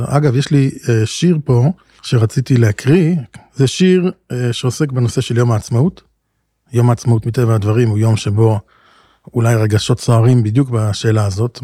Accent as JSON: {"language": "Hebrew", "country": "Israel", "tie": "born or raised there", "said": "גדלנו בישראל, אנחנו גם הישראלים"}